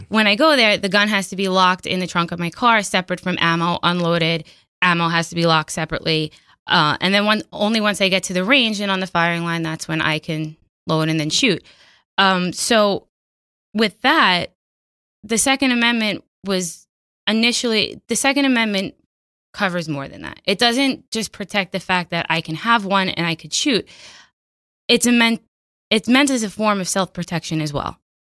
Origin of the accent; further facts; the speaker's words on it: New York City, New York, United States; born and raised on Staten Island